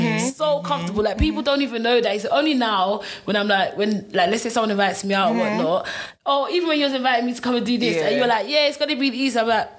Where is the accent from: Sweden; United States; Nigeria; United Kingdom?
Nigeria; even though I'm Nigerian, having a Nigerian wedding